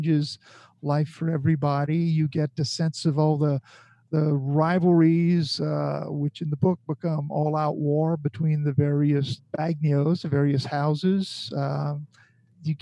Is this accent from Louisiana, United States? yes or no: yes; Bayou Lafourche, Louisiana, United States; growing up on Bayou Lafourche